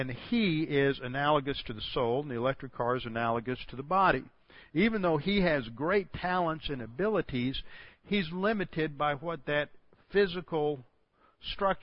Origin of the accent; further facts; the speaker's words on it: Houston, Texas, United States; I'm from Houston, A.J. Foyt was one of our great race car drivers